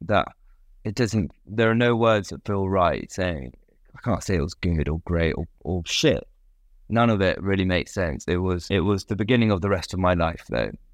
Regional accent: United Kingdom; of being British, I think. Being a British

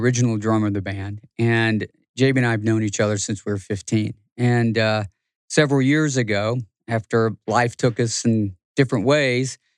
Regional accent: Washington, Georgia, United States; growing up in Washington, Georgia, which is where we're from

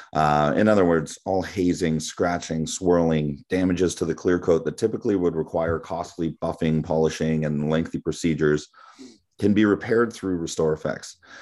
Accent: Toronto, Ontario, Canada; moved away as an adult; I'm born and raised in Toronto.

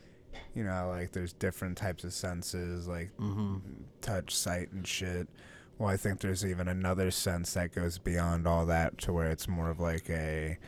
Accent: Los Angeles, California, United States; I'm from California. Yeah. Los Angeles, California, man.

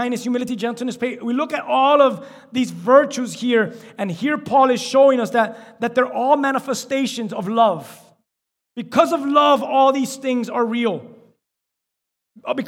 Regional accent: Miami, Florida, United States; we're from Miami

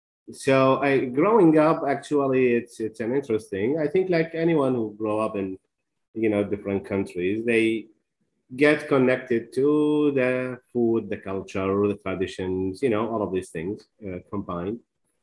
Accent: Maysan, Iraq; moved away as an adult; also born or lived in Jordan; now in Houston, United States; I was born and raised in Maysan, Iraq.

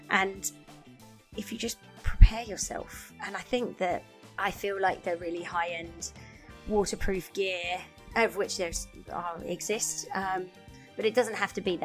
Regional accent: United Kingdom; now in Canada; I'm British

